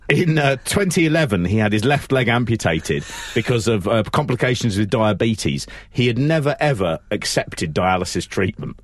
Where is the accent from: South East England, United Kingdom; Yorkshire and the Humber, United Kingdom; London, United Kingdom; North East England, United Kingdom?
London, United Kingdom; I'm from London